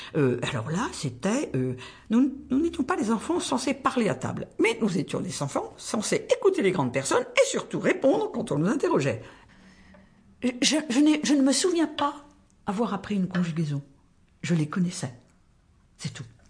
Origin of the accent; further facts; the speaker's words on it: Tarbes, Occitania, France; now in Paris, France; Je suis née à Tarbes, dans les Hautes-Pyrénées